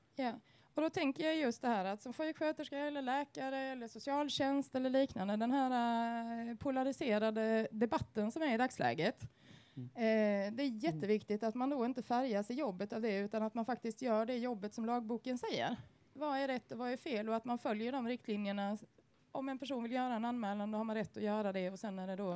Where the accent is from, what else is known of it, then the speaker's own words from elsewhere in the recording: Sweden; vi som svenskar